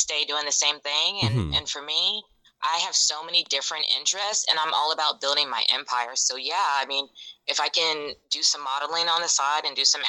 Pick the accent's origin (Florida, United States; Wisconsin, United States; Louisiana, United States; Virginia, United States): Virginia, United States; moved away as an adult; now in Birmingham, United States; growing up in Virginia, I was very fortunate to be in the city.